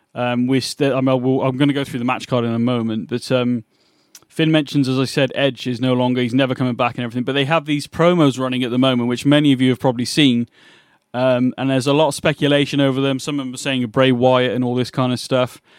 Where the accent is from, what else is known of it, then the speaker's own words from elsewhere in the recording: England, United Kingdom; I'm from England